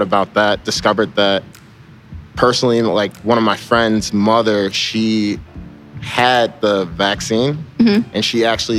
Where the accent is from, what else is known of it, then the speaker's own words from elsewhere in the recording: Florissant, Missouri, United States; I'm 23, and I'm from Florissant.